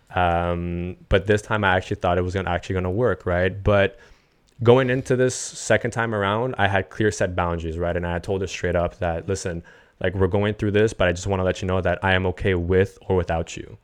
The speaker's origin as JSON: {"language": "English", "town": "Montreal", "region": "Quebec", "country": "Canada", "said": "I'm from Montreal originally"}